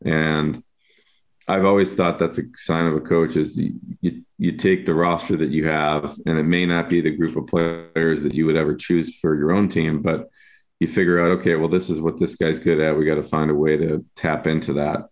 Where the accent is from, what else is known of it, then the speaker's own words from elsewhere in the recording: Buffalo, New York, United States; now in Chicago, United States; I grew up in Buffalo